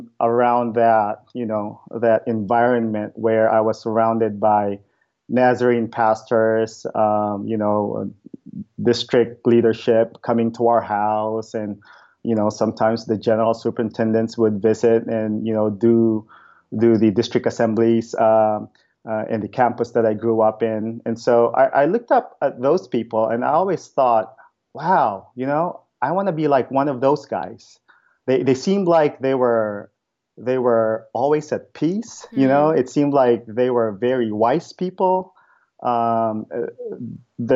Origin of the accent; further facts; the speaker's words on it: Philippines; moved away as an adult; now in Bremerton, United States; I was born and raised in the Philippines